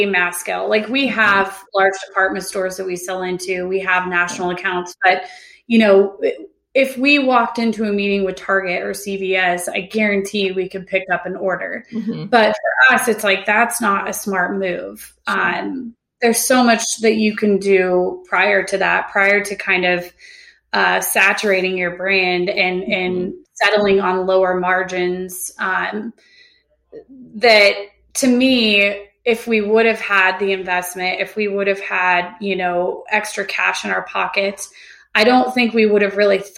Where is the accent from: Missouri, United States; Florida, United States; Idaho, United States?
Idaho, United States; Sun Valley; moved away as an adult; now in Bend, United States; I was born and raised in Idaho. I grew up, okay. Went to high school and middle school in Sun Valley, and then literally moved over here the day I turned 18